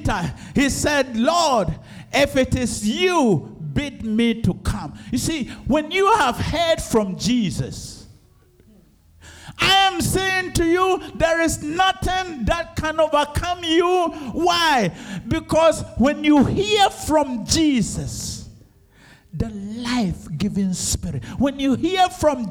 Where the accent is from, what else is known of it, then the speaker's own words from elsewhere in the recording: Ejisu, Ashanti, Ghana; moved away; going to Ejusu. That's my hometown